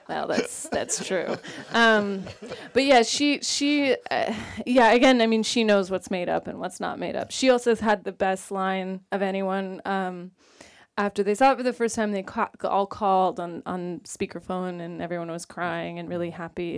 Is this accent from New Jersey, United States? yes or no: no; Sacramento, California, United States; I'm from Sacramento, California